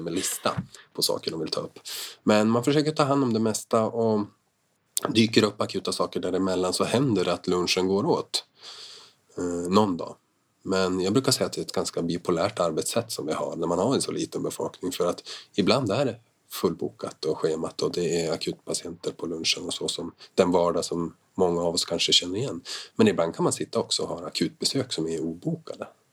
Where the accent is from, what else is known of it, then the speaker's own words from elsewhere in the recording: Jämtland, Sweden; jag är ju från Jämtland, jag är från den här trakten